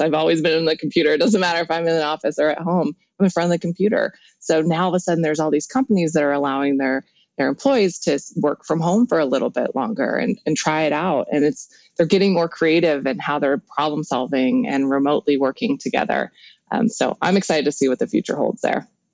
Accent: Helena, Montana, United States; I grew up actually in Helena, Montana, so kind of in the middle of nowhere

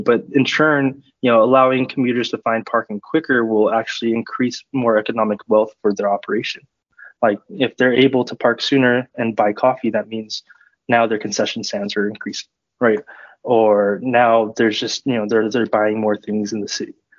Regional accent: Southern California, United States; moved away as an adult; also born or lived in Bay Area / Sacramento; I'm originally from Southern California, but I moved up to the Bay Area to study computer science and technology management at UC Davis.

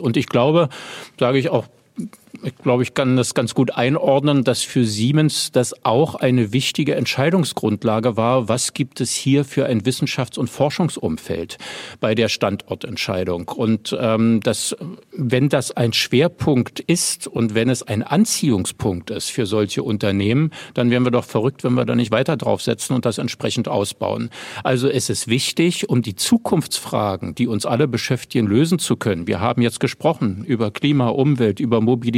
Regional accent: Berlin, Germany; Und ich bleibe ja auch Berliner erstmal. Also es ist meine Heimatstadt und ich lebe hier und ähm, das, ich habe auch noch nie woanders gelebt

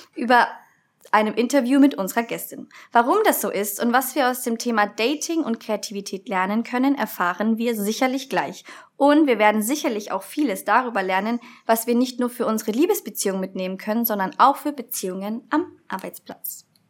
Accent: Nuremberg, Bavaria, Germany; ich komme eigentlich aus Nürnberg

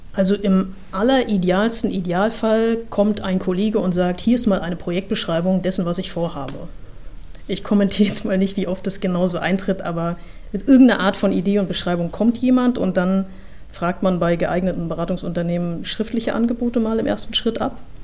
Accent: Mecklenburg-Vorpommern, Germany; Ich komme aus Mecklenburg-Vorpommern. Ja, also ich komme aus einer, einer, sehr ruhigen Gegend, nahe der Ostsee.

